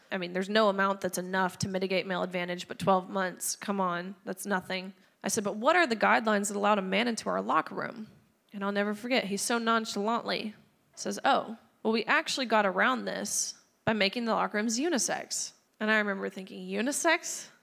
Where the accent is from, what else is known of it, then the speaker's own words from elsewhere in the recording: Tennessee, United States; my home state of Tennessee